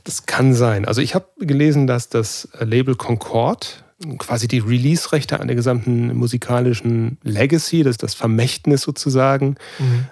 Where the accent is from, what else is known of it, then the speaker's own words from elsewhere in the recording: Cologne, North Rhine-Westphalia, Germany; das heißt Kölsch, da wo ich herkomme